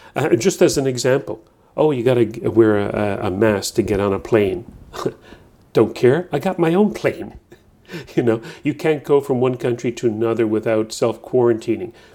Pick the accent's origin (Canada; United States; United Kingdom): Canada; Newfoundland and Labrador; moved away as an adult; now in New Brunswick, Canada; I'm, I'm from Newfoundland, first twenty-five years of my life